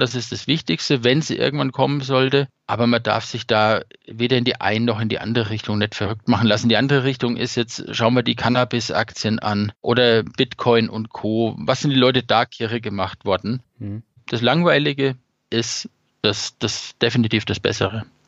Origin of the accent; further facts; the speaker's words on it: Lower Franconia, Bavaria, Germany; moved away; ich komme aus Unterfranken, aus der Ecke und Großeltern etc. waren schon häufiger im Klinikum